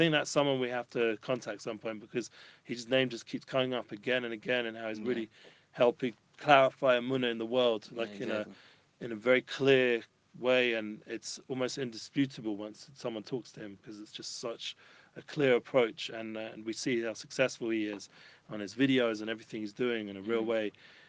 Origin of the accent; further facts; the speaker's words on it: London, United Kingdom; I'm traditional Jew from North London.